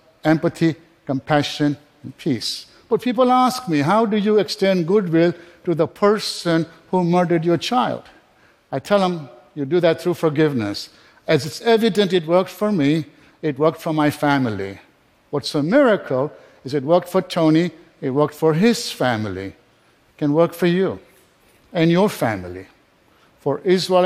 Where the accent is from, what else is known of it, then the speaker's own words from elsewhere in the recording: Kenya; also born or lived in England; now in United States; I was born in Kenya, I was educated in England